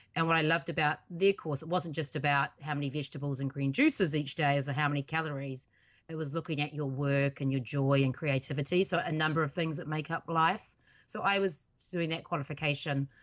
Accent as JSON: {"language": "English", "country": "New Zealand", "moved": "yes", "lives_now": "United States", "said": "that's originally where I'm from, even though I am also an American citizen."}